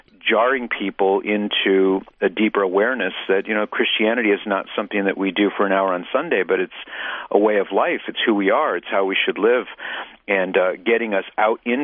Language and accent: English; Southern California, United States; I'm from Southern California